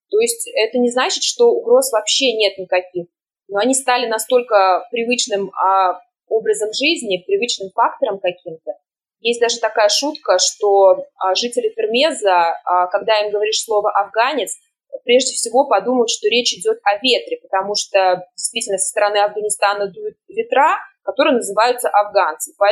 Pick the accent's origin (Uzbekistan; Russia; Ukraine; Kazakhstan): Uzbekistan; Termez, Surxondaryo Region; И я сама родом из Термеза, разговаривала, например, со своими знакомыми и даже родственниками.